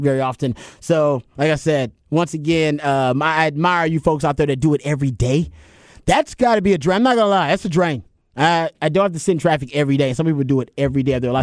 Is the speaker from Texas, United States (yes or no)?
yes; Houston, Texas, United States; now in Austin, United States; I'm from Houston